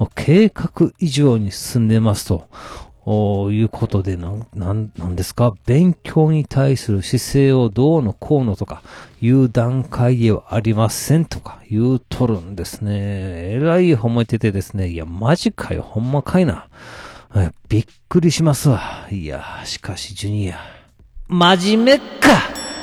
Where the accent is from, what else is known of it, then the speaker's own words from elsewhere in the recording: Kansai, Japan; 私、関西人なんでしょうか